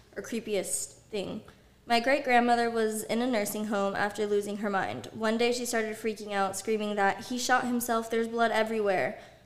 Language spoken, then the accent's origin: English; Rodeo, California, United States; another house that I grew up in Rodeo